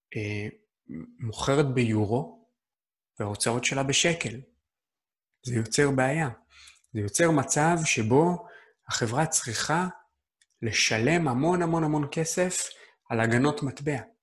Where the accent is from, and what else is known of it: Israel